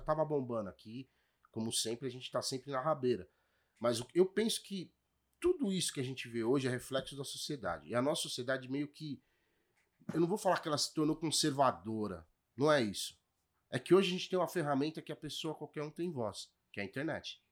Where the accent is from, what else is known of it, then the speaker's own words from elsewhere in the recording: São Paulo, Brazil; fui criado no, na Ponte Rasa ali, né? Menino Matarazzo.